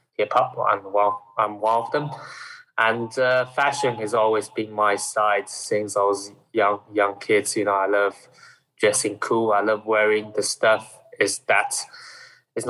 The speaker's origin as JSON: {"language": "English", "region": "Shanghai", "country": "China", "moved": "yes", "lives_now": "United Kingdom", "said": "where I'm coming from Shanghai area, and in China"}